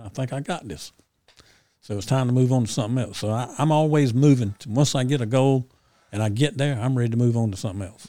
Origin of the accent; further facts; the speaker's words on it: Ayden, North Carolina, United States; my hometown, Aiden